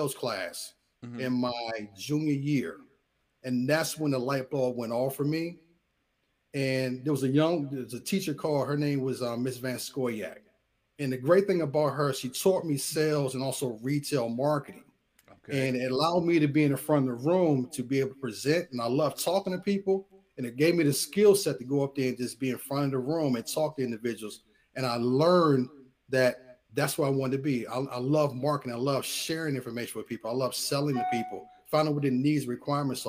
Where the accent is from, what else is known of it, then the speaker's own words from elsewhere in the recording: Fort Washington, Maryland, United States; I grew up in Fort Washington, Maryland